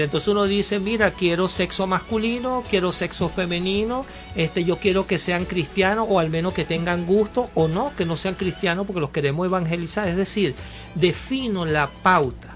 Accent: Cumanacoa, Sucre, Venezuela; moved away; Yo me recuerdo allá en mi pueblo, en Cumanacua

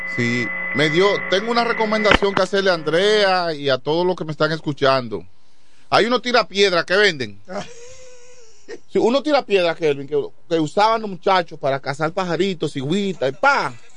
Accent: Quisqueya, San Pedro de Macorís, Dominican Republic; also born or lived in Chavón; siempre viví en Quiqueya después que salí de Chabón para acá. De Chabón yo salí para Quiqueya

